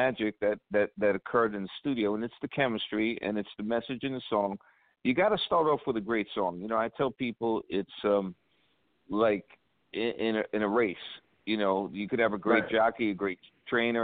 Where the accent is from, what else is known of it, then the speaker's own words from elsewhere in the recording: New York City, New York, United States; I grew up in Brooklyn, New York